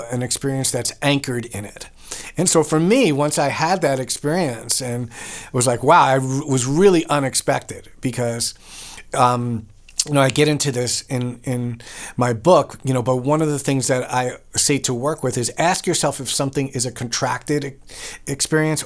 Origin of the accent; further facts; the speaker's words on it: New York, United States; I'm from New York